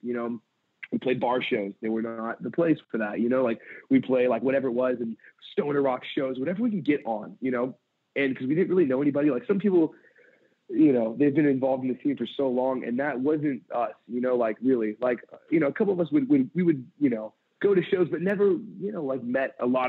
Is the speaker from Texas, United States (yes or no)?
no; San Pedro, California, United States; I grew up in San Pedro, California. And I left there. I just turned 18.